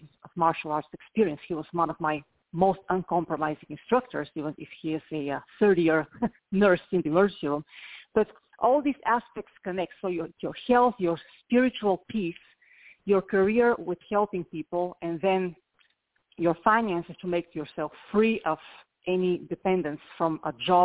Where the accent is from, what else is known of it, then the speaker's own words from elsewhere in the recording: Bulgaria; moved away; I'm from Eastern Europe